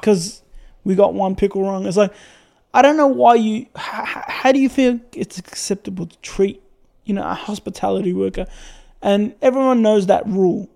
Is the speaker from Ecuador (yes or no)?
no; Syria; now in Australia